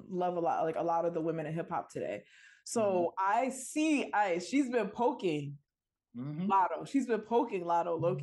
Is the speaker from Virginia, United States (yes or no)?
no; New York City, New York, United States; I'm from the Bronx